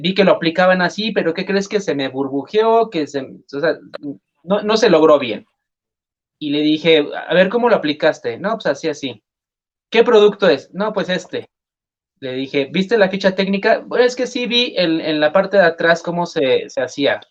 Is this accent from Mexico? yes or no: yes; Mexico; decimos en México